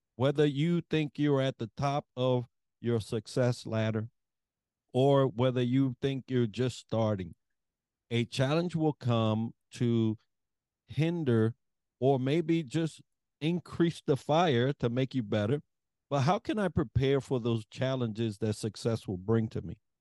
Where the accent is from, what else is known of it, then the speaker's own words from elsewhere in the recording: New York, United States; I'm from New York